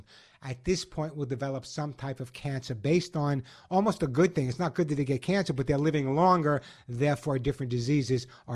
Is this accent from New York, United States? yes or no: yes; Oceanside, New York, United States; I grew up in Oceanside